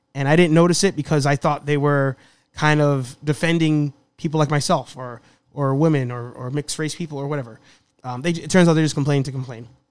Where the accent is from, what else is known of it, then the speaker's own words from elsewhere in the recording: New York City, New York, United States; The Bronx.